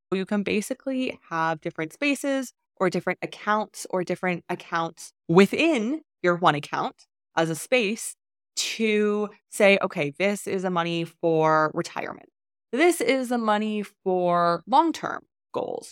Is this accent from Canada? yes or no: yes; Canada; moved away as an adult; I was born in Canada